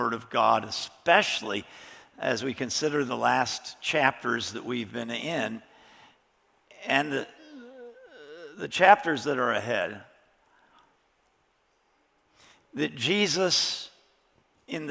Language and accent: English; Chicago, Illinois, United States; I was growing up in Chicago